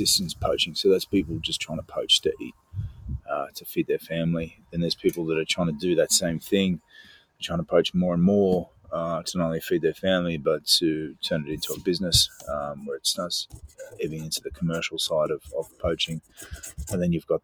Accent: Mornington, Victoria, Australia; moved away; Mornington boy

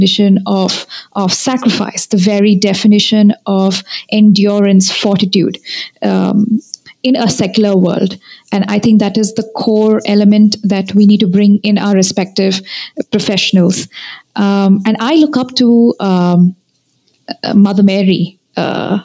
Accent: India; I'm from India. I'm staying down south in Karnataka, Bangalore

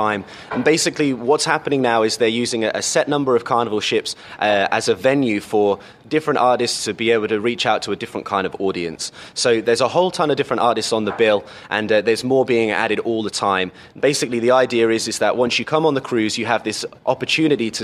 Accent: Cambridge, East of England, United Kingdom; I come from England. I come from a city called Cambridge

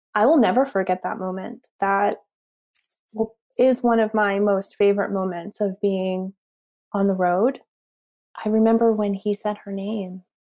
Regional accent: Northeast, United States; I grew up in the Northeast

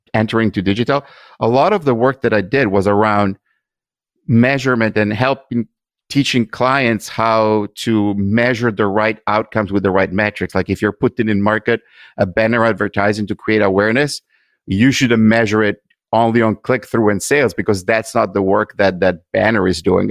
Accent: Italy; moved away as an adult; now in United States; I grew up in Italy

